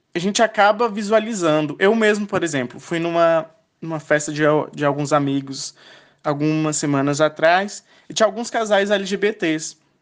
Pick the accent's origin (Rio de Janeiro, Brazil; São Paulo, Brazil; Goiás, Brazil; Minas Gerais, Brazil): Goiás, Brazil; Luziânia; sou de Lusiânia, Goiás